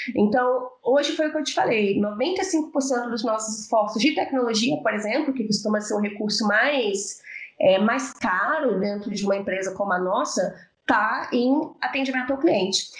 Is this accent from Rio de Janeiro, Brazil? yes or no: yes; Rio de Janeiro, Brazil; also born or lived in São Paulo; now in Belo Horizonte, Brazil; sou carioca, morei 10 anos em São Paulo e moro em Belo Horizonte há 4